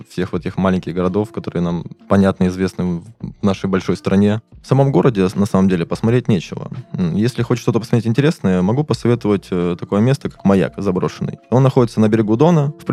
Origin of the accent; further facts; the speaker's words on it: Volgodonsk, Rostov Oblast, Russia; сам по себе городок э, очень маленький, простой, спокойный.